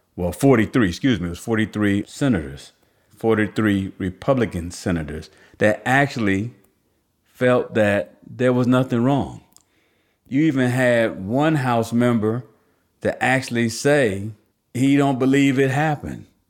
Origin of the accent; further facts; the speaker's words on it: New Jersey, United States; growing up in New Jersey